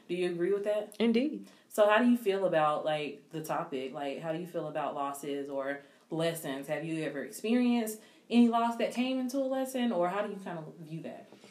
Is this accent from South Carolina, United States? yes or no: yes; South Carolina, United States; I was from South Carolina